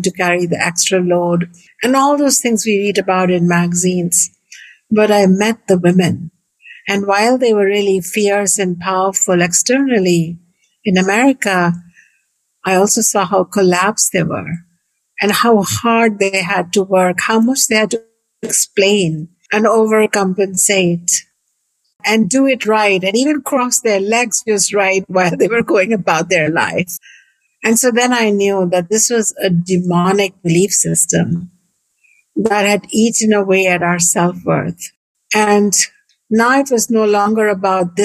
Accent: India; moved away as an adult; now in United States; I was born in India 55 years ago in a beautiful family

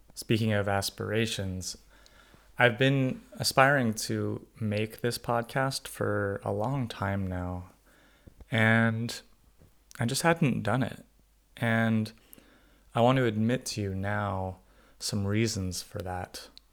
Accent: California suburbs, United States; I was born in the California suburbs of Ronald Reagan's eighties America

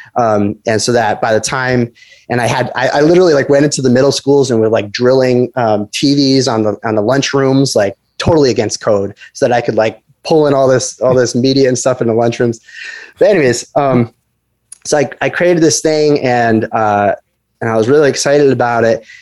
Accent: Rhode Island, United States; moved away as an adult; also born or lived in Boston / Los Angeles / San Francisco; I'm from Rhode Island, but I was living in, in Boston

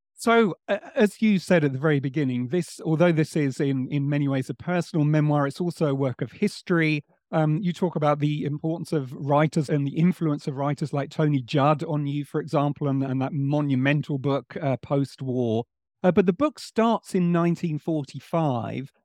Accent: England, United Kingdom; one Englishman

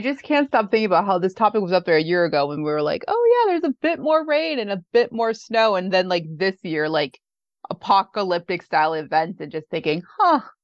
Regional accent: Midwest, United States; moved away; also born or lived in Seattle / Bay Area; as a Midwesterner

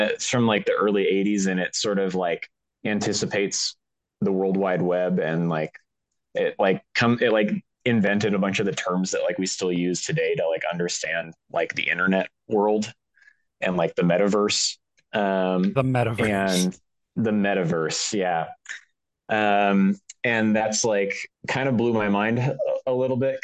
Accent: Pacific Northwest, town where Twin Peaks was filmed, Washington, United States; I grew up in the Pacific Northwest. I grew up in the town where they filmed Twin Peaks

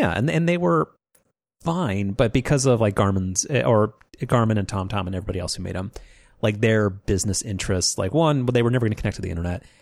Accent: Southern California, United States; we grew up in Southern California

